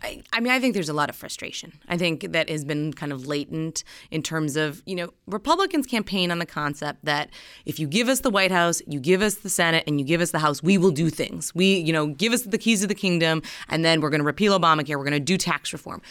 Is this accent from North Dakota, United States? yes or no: yes; North Dakota, United States; moved away as an adult; now in Washington, D.C., United States; I'm originally from North Dakota